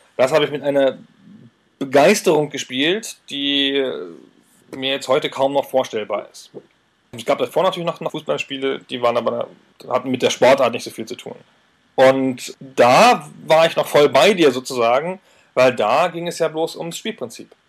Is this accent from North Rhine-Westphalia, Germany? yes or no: no; Weserbergland, Lower Saxony, Germany; Ist aber auch qua Geburt. Ich komme ja aus dem Weserbergland, also südlich von Hannover